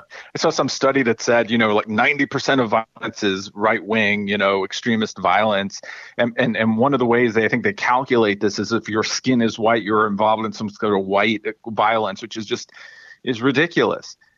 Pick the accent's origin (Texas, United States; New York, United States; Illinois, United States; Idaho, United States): New York, United States; growing up in New York